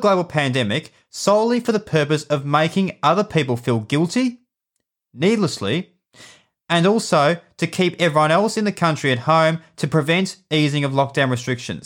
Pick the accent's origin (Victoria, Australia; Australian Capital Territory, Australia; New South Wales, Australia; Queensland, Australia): Victoria, Australia; In Victoria, which is my home state